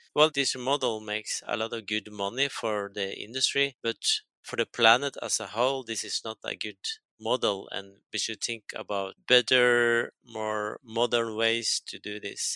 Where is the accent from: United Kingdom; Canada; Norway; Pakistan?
Norway; I come from Norway. We think it's kind of innocent place